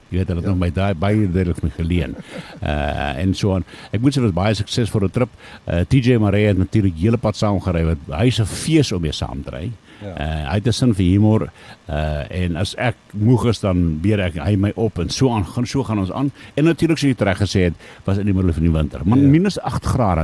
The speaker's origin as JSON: {"language": "Afrikaans", "area": "Lowveld", "region": "Limpopo", "country": "South Africa", "said": "hier waar ek vandaan kom"}